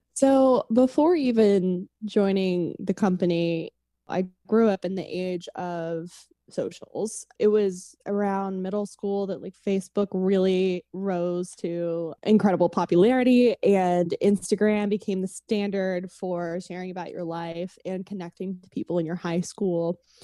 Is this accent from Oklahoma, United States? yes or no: yes; Oklahoma City, Oklahoma, United States; moved away as an adult; now in Los Angeles, United States; I was born and raised in Oklahoma City, um, and then after college, moved to Los Angeles to work